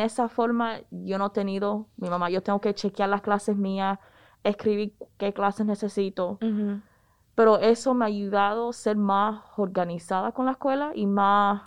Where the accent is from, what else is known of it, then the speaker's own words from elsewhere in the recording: Raleigh, North Carolina, United States; los padres míos son cubanos, yo me crié en Raleigh